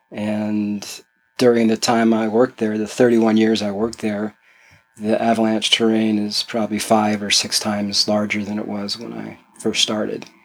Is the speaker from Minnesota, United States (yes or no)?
no; California, United States; In uh, suburb of San Francisco.